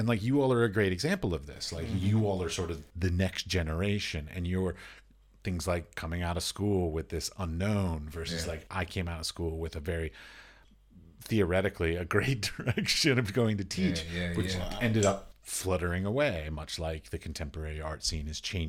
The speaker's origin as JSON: {"language": "English", "country": "United States", "tie": "born or raised there", "also_born_or_lived": "Middle East", "moved": "as an adult", "lives_now": "Prague, Czech Republic", "said": "I was born and raised and educated in America. And then I've since then traveled a lot. I've gone to Belize. I've gone to the Middle East. I lived in the Middle East. I've gone to Asia. I've gone all over Europe."}